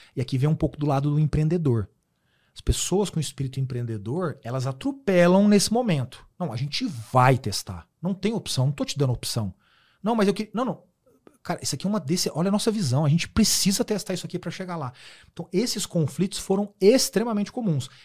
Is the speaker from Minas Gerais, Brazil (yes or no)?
yes; Uberaba, Minas Gerais, Brazil; moved away as an adult; now in São Paulo, Brazil; Eu vim de Uberaba, Minas Gerais